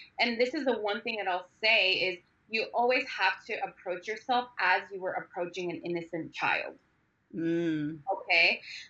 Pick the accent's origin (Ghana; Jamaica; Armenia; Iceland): Armenia; moved away; I was born and raised in Armenia in the worst times possible